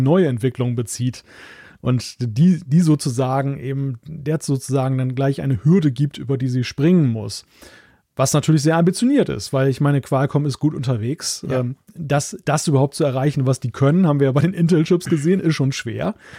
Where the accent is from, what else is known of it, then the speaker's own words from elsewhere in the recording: Germany; als Deutscher